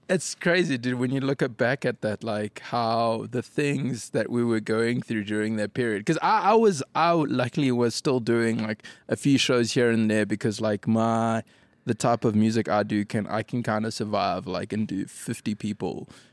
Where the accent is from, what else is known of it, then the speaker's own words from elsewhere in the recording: Durban, KwaZulu-Natal, South Africa; moved away as an adult; now in Cape Town, South Africa; For me, now home is Cape Town, but I'm originally from Durban. Lived there till, uh, till about nine years ago